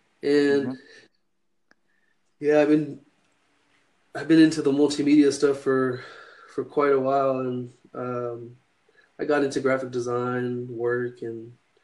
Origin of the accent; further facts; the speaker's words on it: Northern California, United States; I'm from Northern California. Mm-hmm. It's kind of a little bit past Sacramento. There's a town called Chico, California. I live in Orville, California, that has the biggest dam in the world.